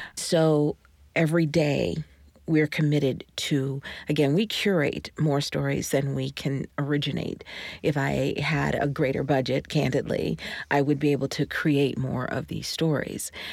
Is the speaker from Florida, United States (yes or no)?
no; Georgia, United States; I'm from Georgia in the seventies